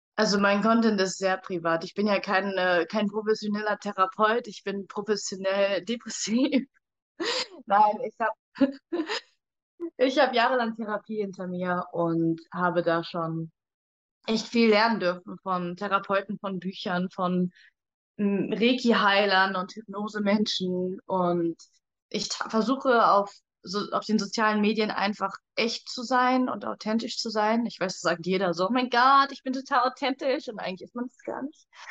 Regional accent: Cologne area, North Rhine-Westphalia, Germany; ich komme aus dem Raum Köln

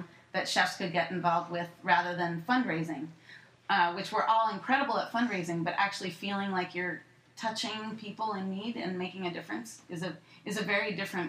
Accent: San Francisco, California, United States; I grew up in San Francisco

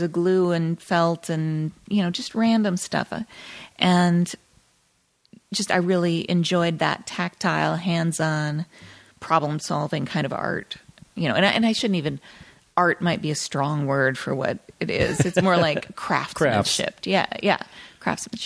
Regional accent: South Dakota, United States; moved away as an adult; also born or lived in Okinawa, Japan; now in Los Angeles, United States; I grew up in South Dakota.

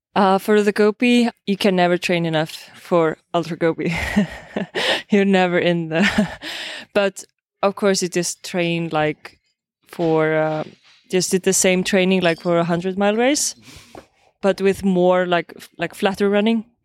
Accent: Iceland; I'm from Iceland

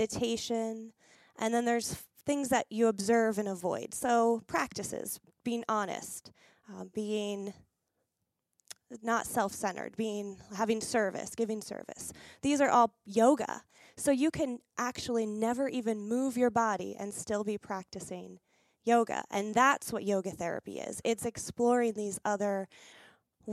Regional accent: Pennsylvania, United States; now in Las Vegas, United States; I moved to a small town back where we grew up in Pennsylvania

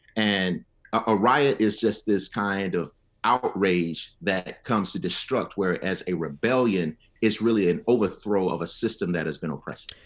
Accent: Selma, Alabama, United States; now in Atlanta, United States; I grew up in Selma, Alabama

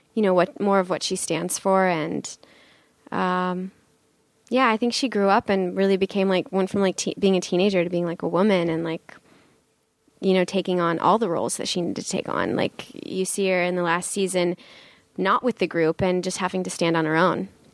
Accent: North Bend, Nebraska, United States; moved away as an adult; also born or lived in Wayne, Nebraska / New York City; I grew up in Nebraska.

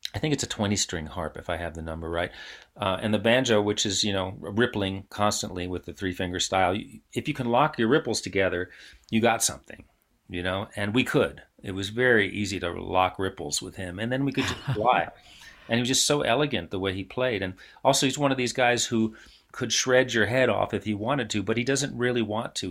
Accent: New York City, New York, United States; I grew up in New York City

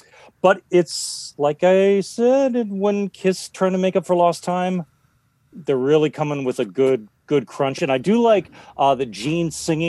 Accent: Sioux Falls, South Dakota, United States; my hometown of Sioux Falls, South Dakota

